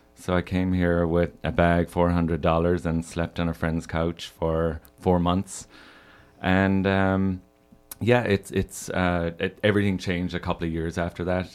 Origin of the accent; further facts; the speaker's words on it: Ireland; moved away as an adult; now in Chicago, United States; I'm from Ireland. Uh, I grew up there and moved here when I was twenty-one.